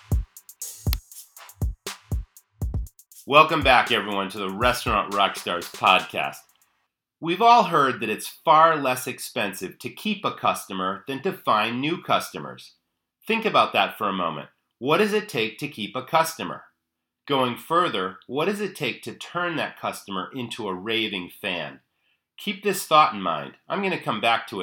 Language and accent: English; Maine, United States; my home state of Maine